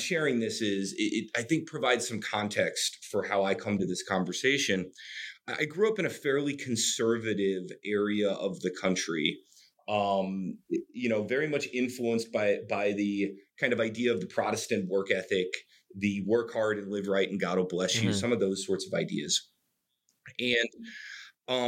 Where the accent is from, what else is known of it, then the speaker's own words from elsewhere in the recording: North Carolina, United States; I grew up in North Carolina, which is in the southeast of the United States